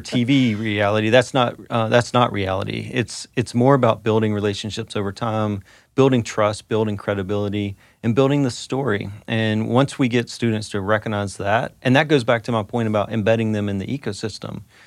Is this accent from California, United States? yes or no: no; North Carolina, United States; moved away; Growing up in North Carolina, growing up an NC State fan